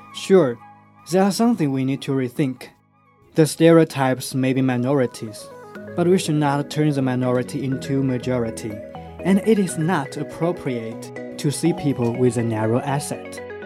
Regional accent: Hunan, China; moved away; I come from Hunan

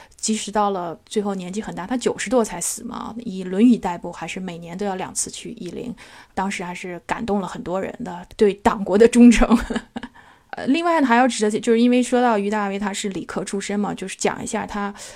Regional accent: Nanjing, Jiangsu, China; 所以这个咱们都是在南京长大的

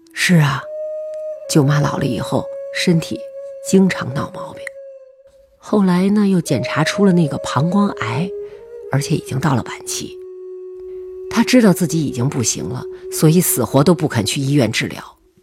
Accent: Urumqi, Xinjiang, China; moved away; 我老家在甘肃。我从小生在新疆

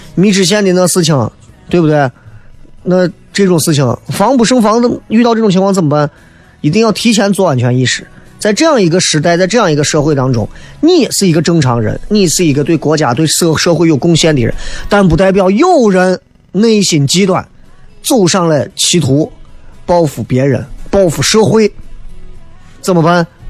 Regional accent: Xi'an, Shaanxi, China; accent: Xi'an dialect; 西安人嘛，就听一些西安自己的这种方言脱口秀的东西

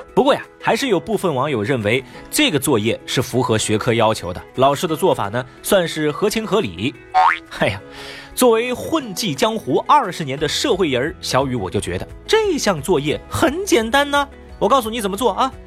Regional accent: Sichuan, China; 同样作为一个四川人

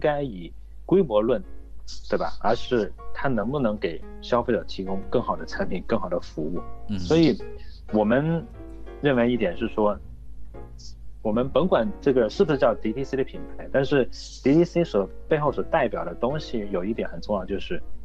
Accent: China; 我们是中国人，我们更懂中国的这样的一个成本的结构

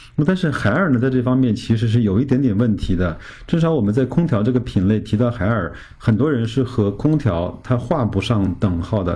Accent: China; 我们中国人民

